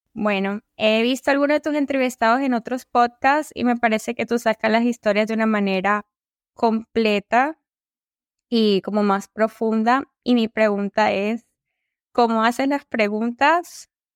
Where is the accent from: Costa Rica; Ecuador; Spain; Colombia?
Colombia; soy de Colombia y soy ingeniera industrial